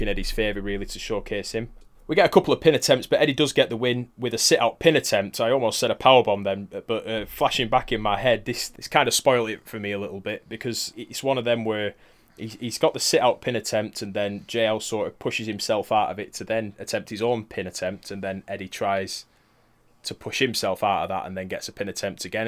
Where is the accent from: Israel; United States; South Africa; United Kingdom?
United Kingdom; we're British.